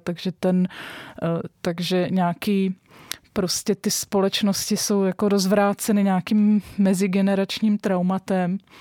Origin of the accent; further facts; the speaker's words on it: Czechia; my jako právě Češi, středoevropani